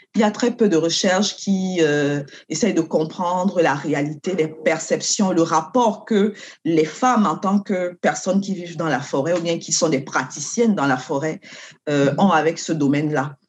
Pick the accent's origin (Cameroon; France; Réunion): Cameroon; moved away as an adult; now in Canada; je viens du Cameroun.